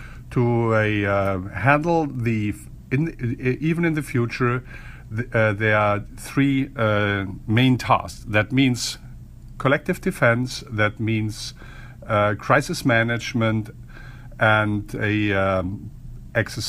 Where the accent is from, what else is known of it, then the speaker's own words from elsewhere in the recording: Germany; As German, I'm a little bit, I'm from Germany